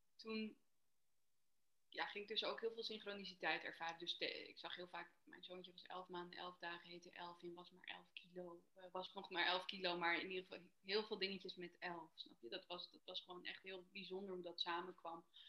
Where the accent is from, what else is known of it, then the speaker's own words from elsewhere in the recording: Amsterdam, North Holland, Netherlands; ik ben 33 en ik kom uit Amsterdam.